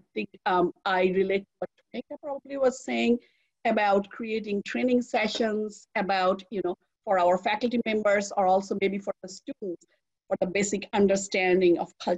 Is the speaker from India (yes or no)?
yes; India; now in United States; You know, I came from India and I came to US, and I have never seen so much diversity in the world.